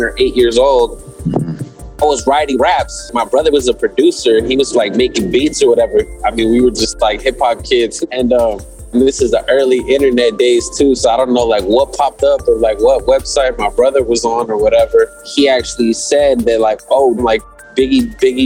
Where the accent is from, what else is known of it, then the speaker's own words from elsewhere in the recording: Ontario, California, United States; my hometown